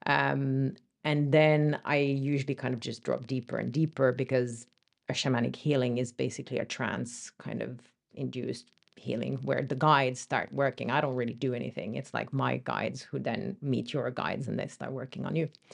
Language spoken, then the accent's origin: English; France; moved away; also born or lived in Finland; So I'm Finnish originally, but I grew up in France